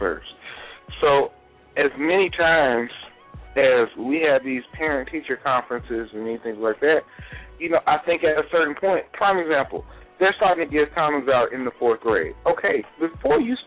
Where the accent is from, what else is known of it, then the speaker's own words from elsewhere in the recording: Mississippi, United States; I grew up in Mississippi